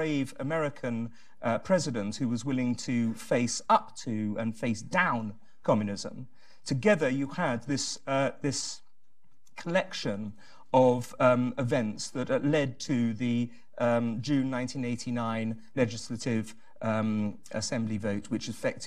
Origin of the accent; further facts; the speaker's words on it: England, United Kingdom; As an Englishman